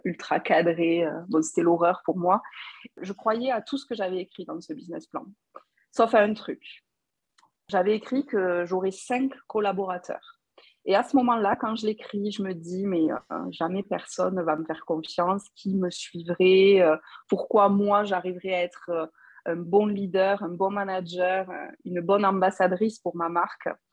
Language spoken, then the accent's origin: French; Toulouse, Occitania, France; accent: Toulouse; je suis toulousaine.